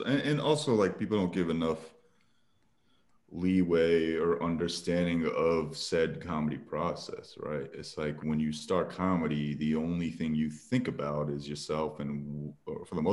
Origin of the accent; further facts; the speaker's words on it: New Jersey, United States; I grew up in Jersey, and so I was surrounded by Indian people